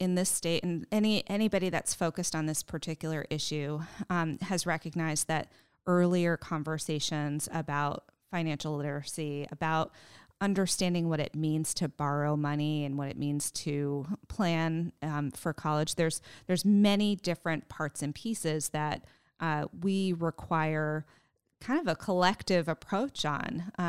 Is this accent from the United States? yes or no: yes; New England, United States; No, I'm actually from New England and I'm a transplant.